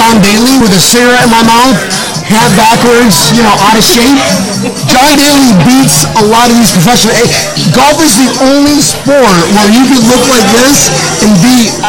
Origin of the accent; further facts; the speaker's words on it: Philippines; I'm Filipino. I have that look, you know.